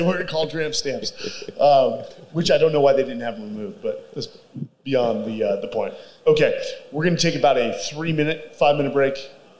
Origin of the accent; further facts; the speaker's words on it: Virginia Beach, Virginia, United States; now in Austin, United States; I came from Virginia Beach where you can't even get a good steak.